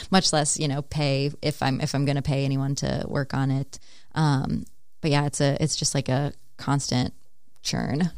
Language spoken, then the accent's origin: English; Stillwater, Minnesota, United States; moved away as an adult; also born or lived in Denver, Colorado; I grew up in Stillwater, Minnesota, so just outside the Twin Cities